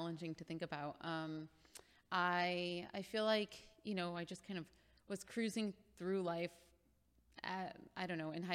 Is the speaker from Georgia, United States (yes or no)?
no; Rotterdam, New York, United States; moved away; I'm from Schenectady, Rotterdam